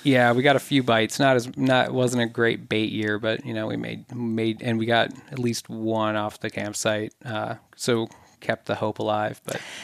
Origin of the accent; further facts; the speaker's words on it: southern Minnesota, United States; I grew up mainly in southern Minnesota